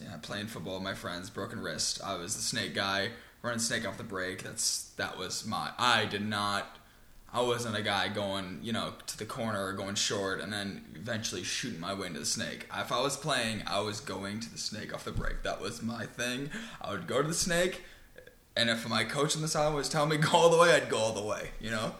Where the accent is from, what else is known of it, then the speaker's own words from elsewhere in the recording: Long Island, New York, United States; now in Houston, United States; I started off in New York, Long Island